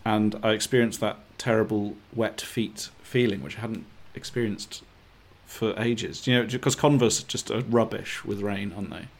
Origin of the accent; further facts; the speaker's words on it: Bristol, South West England, United Kingdom; also born or lived in Thornbury; I grew up in Bristol, um, but I went to school in Thornbury